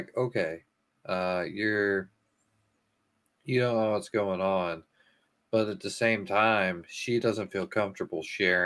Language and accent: English; United States; being an American